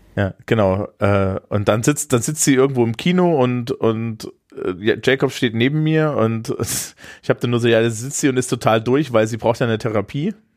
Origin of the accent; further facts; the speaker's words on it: Eisenach, Thuringia, Germany; aus meiner Heimatstadt Eisenach